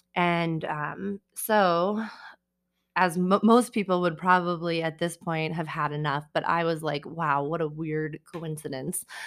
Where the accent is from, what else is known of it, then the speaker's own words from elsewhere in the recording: Colorado Springs, Colorado, United States; also born or lived in Denver; I grew up here in Colorado Springs, um, and I have lived in Denver now since I was eighteen